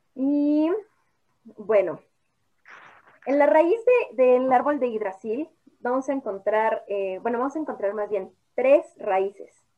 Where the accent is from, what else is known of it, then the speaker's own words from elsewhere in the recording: Mexico; como mexicanos